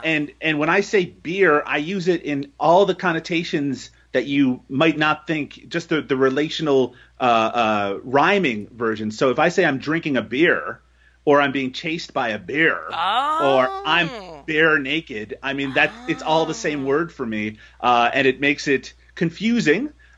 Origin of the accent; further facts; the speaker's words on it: Newfoundland and Labrador, Canada; now in Ontario, Canada; Of embarrassing, but the fact that I'm from Newfoundland is something I'm very proud of. Even though I am living in the cesspool that is Ontario at the moment, I pine for my home.